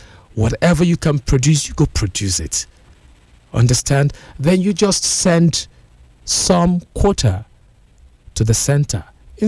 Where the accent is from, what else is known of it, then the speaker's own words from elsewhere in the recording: Nigeria; being a Nigerian, now we'll be having this discussion together this morning.